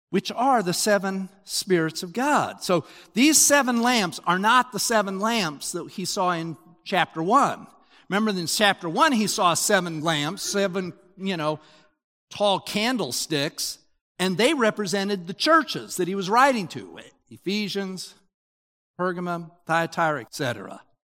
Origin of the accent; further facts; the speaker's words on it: Utah, United States; I grew up in Utah